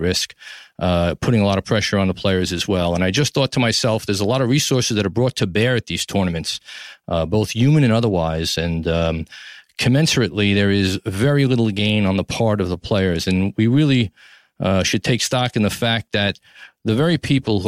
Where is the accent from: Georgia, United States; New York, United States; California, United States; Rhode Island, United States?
New York, United States; New York City; from Tribeca, New York City, my hometown, the greatest city in the world